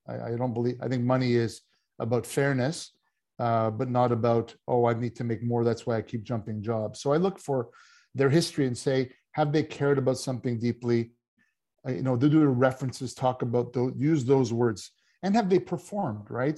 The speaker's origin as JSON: {"language": "English", "country": "Canada", "said": "coming from Canada, I did play hockey"}